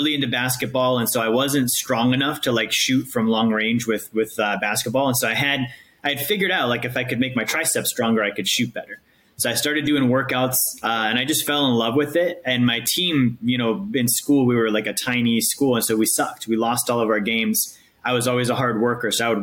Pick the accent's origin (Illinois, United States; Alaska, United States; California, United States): Alaska, United States; moved away as an adult; also born or lived in Montana; now in Tampa, United States; I grew up in Alaska